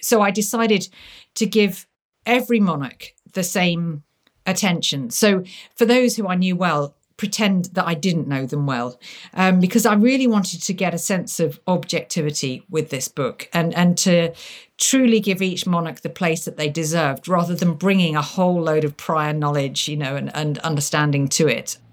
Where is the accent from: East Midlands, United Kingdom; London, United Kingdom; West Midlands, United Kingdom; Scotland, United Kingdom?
East Midlands, United Kingdom; Lincolnshire, near Lincoln; growing up by being taken to castles, uh, in my native Lincolnshire. I, I mean, growing up near Lincoln.